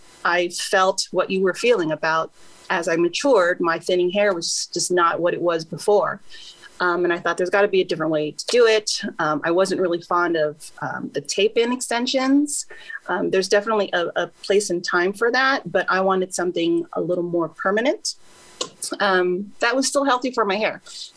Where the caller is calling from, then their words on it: Lakewood, California, United States; I am calling from Lakewood, California.